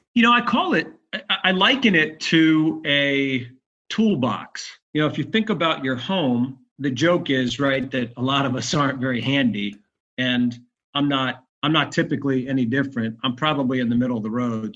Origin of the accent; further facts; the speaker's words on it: Bayonne, New Jersey, United States; moved away as an adult; now in Atlanta, United States; I was born in New Jersey